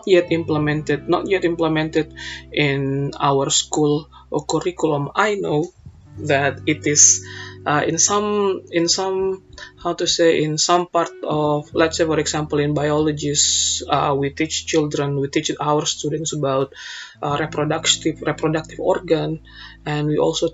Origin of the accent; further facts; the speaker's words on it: Indonesia; our national language, Bahasa